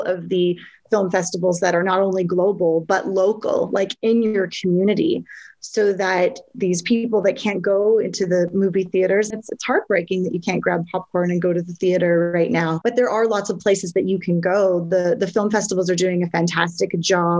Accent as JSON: {"language": "English", "town": "Vancouver", "region": "British Columbia", "country": "Canada", "tie": "born or raised there", "said": "They're in my hometown"}